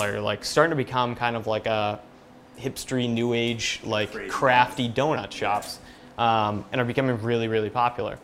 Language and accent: English; Sandwich, Massachusetts, United States; also born or lived in Boston; I grew up right in Sandwich. Growing up on the Cape's awesome